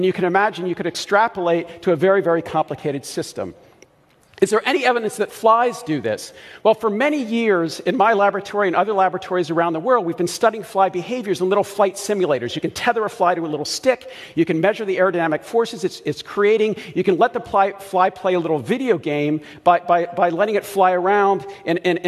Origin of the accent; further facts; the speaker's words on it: Baltimore, Maryland, United States; I grew up in Baltimore